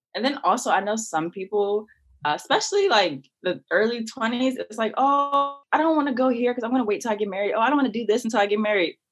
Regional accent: Maryland, United States; I'm from Maryland

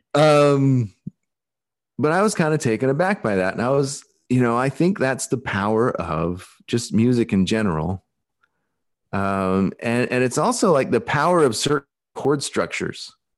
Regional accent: Alaska, United States; accent: Pacific Northwest; moved away; also born or lived in Portland / Brazil; Growing up in Alaska and stuff like this, you know, I think this is how I've always spoken

